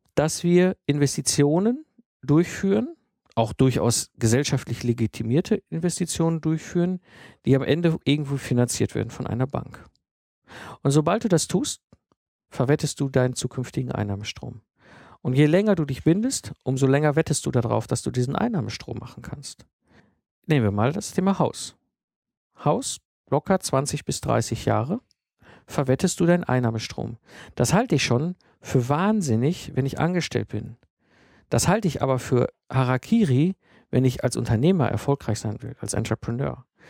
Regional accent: Germany; bei uns in Deutschland

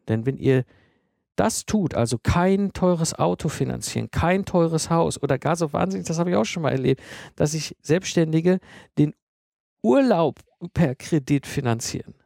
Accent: Germany; bei uns in Deutschland

